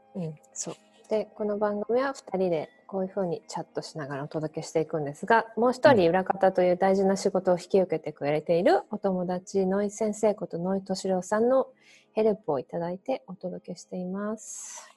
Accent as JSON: {"language": "Japanese", "country": "Japan", "moved": "as an adult", "lives_now": "Australia", "said": "いつかでも日本にいた年数を超える時が来る"}